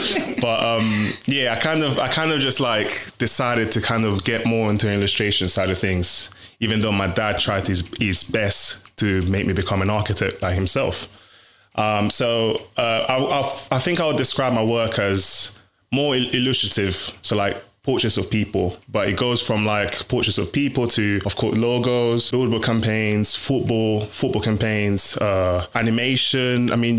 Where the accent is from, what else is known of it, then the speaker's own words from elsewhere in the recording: Italy; born there; It was more of like, I think, because I was born in Italy.